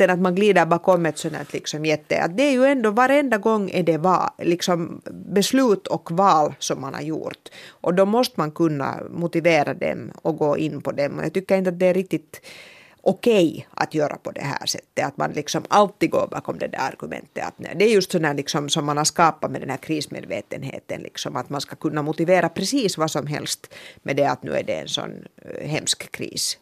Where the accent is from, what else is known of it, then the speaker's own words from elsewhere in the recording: Finland; vi finlandssvenskar